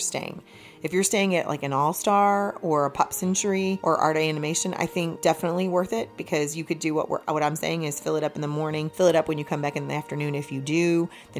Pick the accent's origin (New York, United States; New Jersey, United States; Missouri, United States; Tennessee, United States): Missouri, United States; I'm not from Georgia. I'm from here. anyways... I'm from the show me state